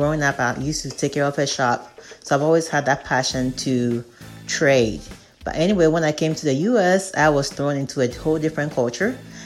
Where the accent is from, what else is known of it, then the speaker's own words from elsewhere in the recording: Ghana; moved away as an adult; also born or lived in Kentucky, United States; now in United States; I am originally from Ghana, West Africa. I moved to the U.S., specifically to Kentucky in 1997 to be a pharmacist, studying pharmacy school.